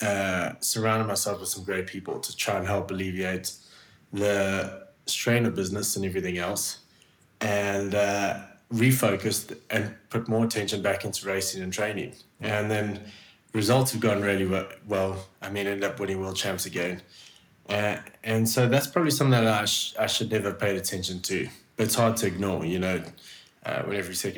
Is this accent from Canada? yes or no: no; South Africa; moved away as an adult; also born or lived in Switzerland; growing up in South Africa